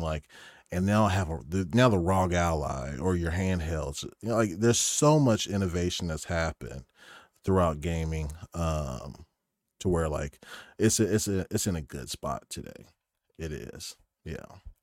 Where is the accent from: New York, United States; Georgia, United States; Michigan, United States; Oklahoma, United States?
Oklahoma, United States; moved away as an adult; also born or lived in Stavanger, Norway; now in Norway; I'm from Oklahoma